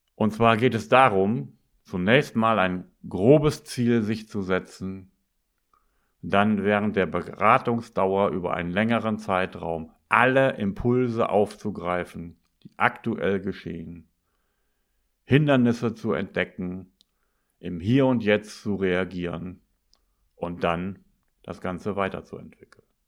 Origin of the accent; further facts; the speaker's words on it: Northern Germany, Germany; also born or lived in Bremen; als Norddeutscher bin ich das gewohnt